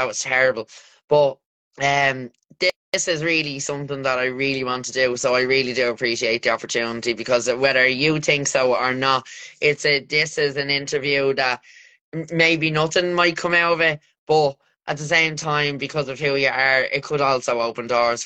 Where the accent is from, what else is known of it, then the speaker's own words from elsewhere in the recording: Ireland; we're Irish